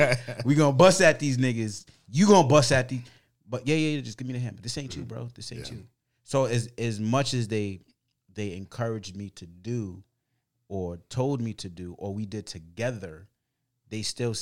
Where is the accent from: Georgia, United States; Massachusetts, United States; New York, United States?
Massachusetts, United States; Boston; English is a second language; Growing up in Boston.